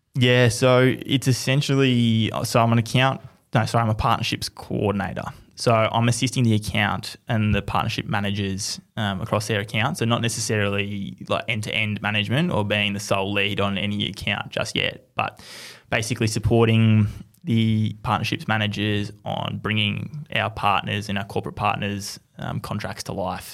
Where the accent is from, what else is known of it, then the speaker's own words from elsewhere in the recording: Melbourne, Victoria, Australia; growing up in Melbourne